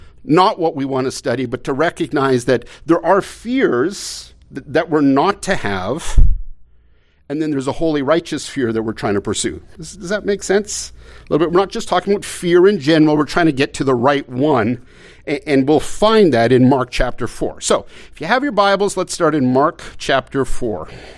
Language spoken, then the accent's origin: English; Canada; I mean, I came from Canada. I mean, my folks would have loved to come.